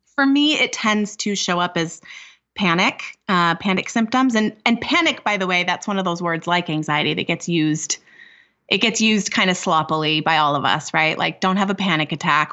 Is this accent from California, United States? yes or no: yes; California, United States; moved away as an adult; now in Minnesota, United States; I'm originally from California, but I moved to Minnesota a number of years ago for a postdoctoral fellowship.